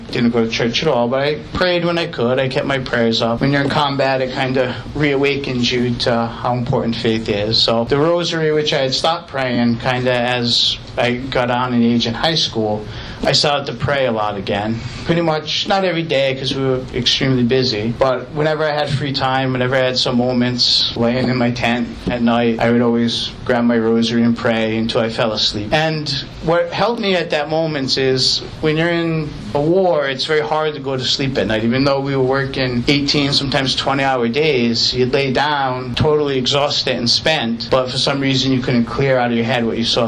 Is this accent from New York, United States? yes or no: no; Narragansett, Rhode Island, United States; I grew up in Narragansett, Rhode Island